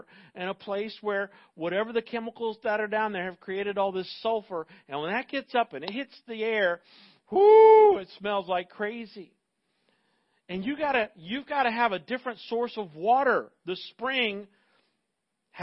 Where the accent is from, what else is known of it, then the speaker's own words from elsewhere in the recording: Central Florida, United States; I grew up in Central Florida